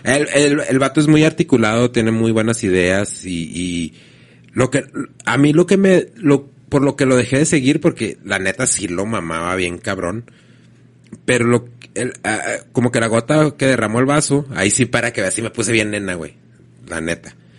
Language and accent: Spanish; Mexico; yo soy mexicano